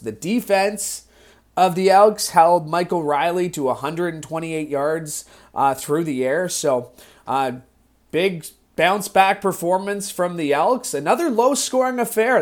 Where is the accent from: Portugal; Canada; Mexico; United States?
Canada; Niagara, Ontario; growing up in Niagara